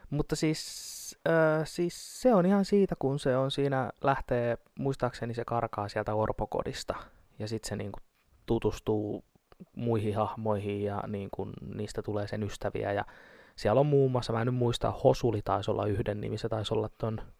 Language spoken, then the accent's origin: Finnish; Tampere, Pirkanmaa, Finland; Mä oon, mä oon, mä oon Tampereelta.